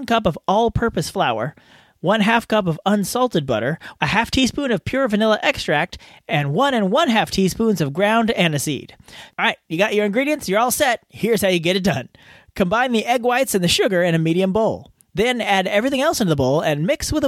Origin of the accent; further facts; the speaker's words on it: California, United States; my home state of California